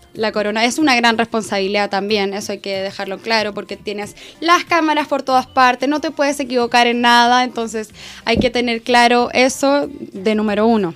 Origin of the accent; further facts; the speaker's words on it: Chile; como chilena